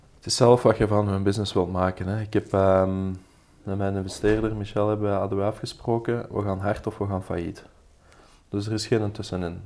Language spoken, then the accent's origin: Dutch; Belgium; wij Belgen